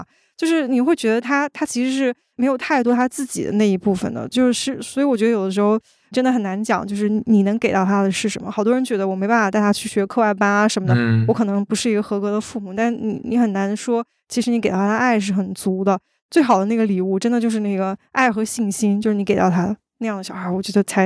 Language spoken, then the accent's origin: Chinese; Northeast China, China; 我记得我上大学的时候有一次有一个事儿特别有意思，就我是东北人嘛，然后我要往那个黑龙江那边坐火车